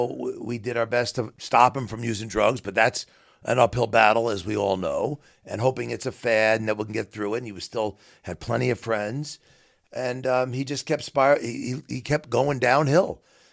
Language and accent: English; Queens, New York, United States; So I'm a New Yorker through and through, but I love the Midwest. I love where I live now.